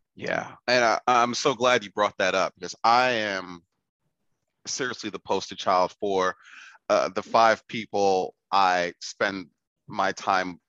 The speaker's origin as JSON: {"language": "English", "town": "New York City", "region": "New York", "country": "United States", "tie": "born or raised there", "also_born_or_lived": "China", "moved": "yes", "said": "I grew up in the Bronx. Yeah. Uh, I'm born and raised in the Bronx"}